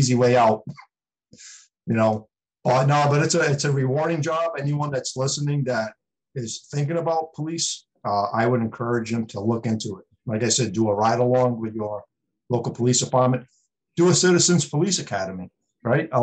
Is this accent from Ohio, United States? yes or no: no; Providence, Rhode Island, United States; now in East Providence, United States; I grew up in Providence. I lived in East Providence since 97, but I work in Bristol